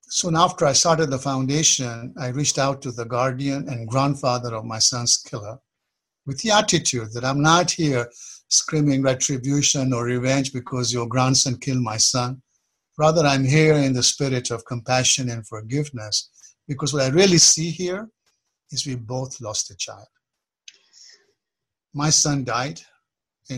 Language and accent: English; Kenya; moved away as an adult; now in United States; I was born in Kenya, although my roots are Eastern. And I moved to the U.S. in the middle 70s